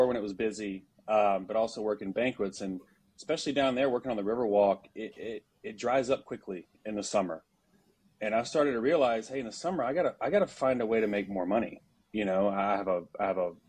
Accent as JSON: {"language": "English", "town": "Shreveport", "region": "Louisiana", "country": "United States", "tie": "born or raised there", "moved": "as an adult", "lives_now": "San Antonio, United States", "said": "born and raised in Shreveport, Louisiana, so North Louisiana. I was there pretty much my entire life up until I was 20 years old."}